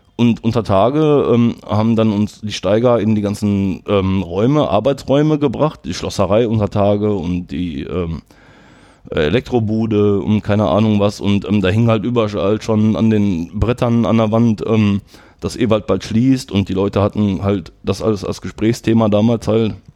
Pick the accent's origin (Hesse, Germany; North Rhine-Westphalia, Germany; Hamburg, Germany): North Rhine-Westphalia, Germany; Herten; ich wollte schon gerne hier in Herten bleiben. Ich komme aus Herten